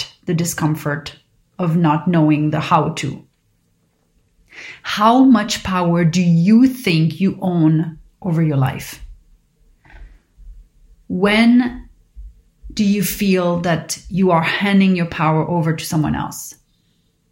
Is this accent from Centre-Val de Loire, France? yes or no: no; Paris, Île-de-France, France; growing up in Paris